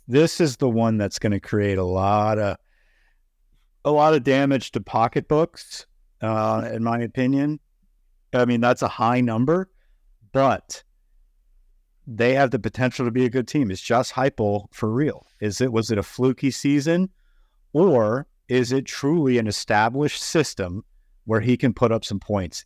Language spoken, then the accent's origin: English; North Carolina, United States; I'm from North Carolina.